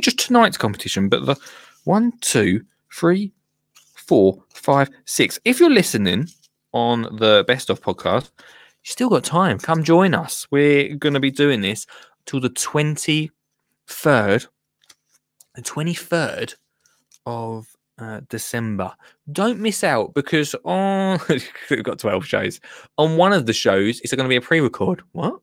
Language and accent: English; Essex, East of England, United Kingdom; I'm from Essex